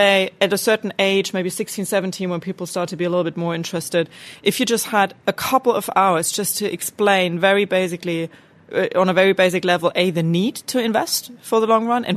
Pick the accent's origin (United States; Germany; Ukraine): Germany; growing up in Germany